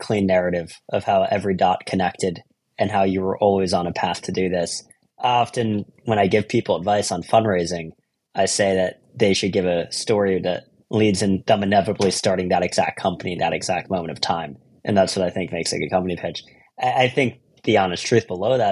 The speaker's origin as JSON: {"language": "English", "town": "Philadelphia", "region": "Pennsylvania", "country": "United States", "tie": "born or raised there", "also_born_or_lived": "California", "moved": "as an adult", "lives_now": "New York, United States", "said": "I grew up in Philadelphia"}